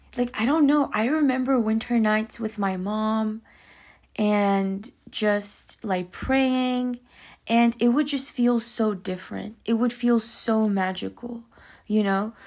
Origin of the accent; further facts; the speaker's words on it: Pakistan; moved away; I'm from Pakistan, right? So, I remember in Pakistan, um, when I was, like, you know, four, five, six years old